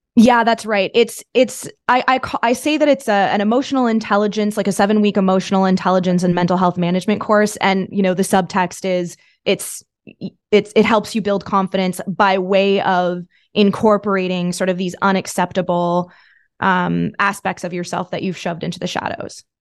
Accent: Thousand Islands, Ontario, Canada; moved away as an adult; also born or lived in Toronto; I was from the from the Thousand Islands this is in Canada

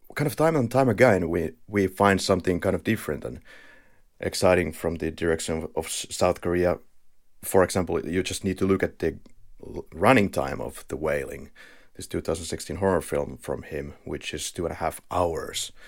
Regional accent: Finland; accent: Finnish; we are both from Finland, so I believe you will be in agony of the Finnish rally accent

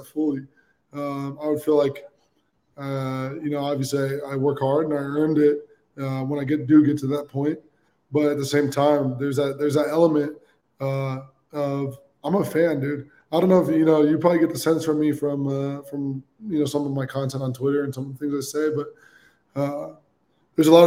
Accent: Bay Area, California, United States; I grew up in the Bay Area

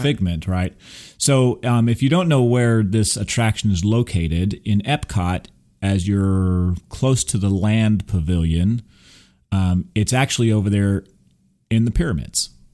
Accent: Texas, United States; also born or lived in Burbank, California / Big Bear, California; I'm a native Californian. even though I grew up here in Texas, but I, I was born in Burbank

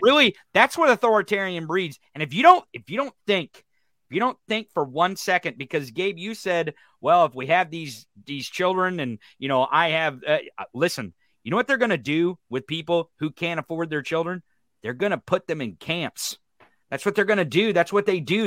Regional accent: Missouri, United States; Missouri? My home state

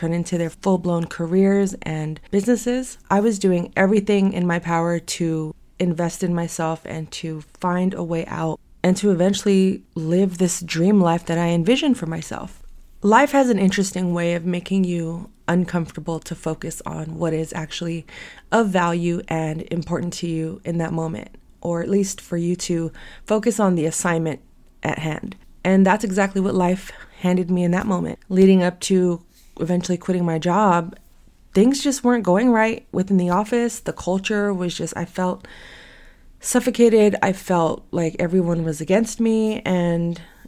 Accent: San Francisco, California, United States; born and raised in San Francisco, still fortunate to live here

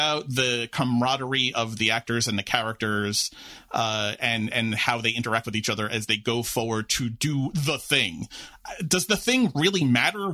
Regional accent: New York City, New York, United States; I'm a lifelong New York resident growing up in New York City

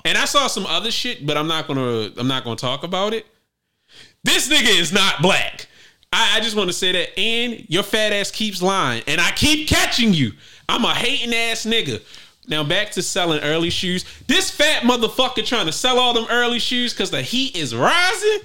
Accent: Baltimore, Maryland, United States; I was born in West Baltimore

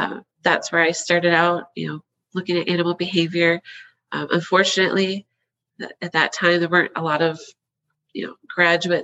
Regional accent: Wisconsin, United States; moved away; I'm originally from Wisconsin. I've got dairy in my blood from the get-go. So I grew up on a small dairy farm

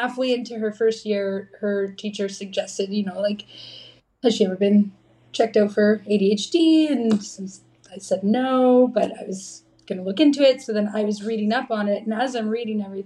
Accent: Dryden, Ontario, Canada; I grew up in Dryden, Ontario.

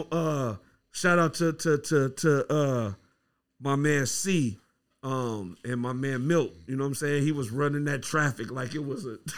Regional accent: Milwaukee, Wisconsin, United States; also born or lived in Iowa; Originally, I'm from the Midwest. I was born in Milwaukee, Wisconsin. Uh, went to school in Des Moines, Iowa.

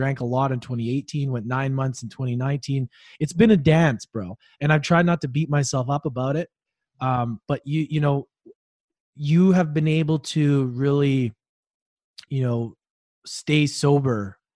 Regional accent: Canada; moved away as an adult; also born or lived in Australia; being Canadian, even living in Australia

